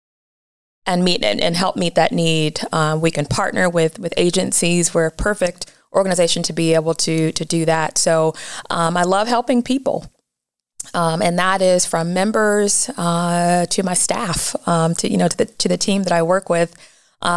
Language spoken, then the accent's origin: English; Massillon, Ohio, United States; I was born and raised in Massillon, Ohio.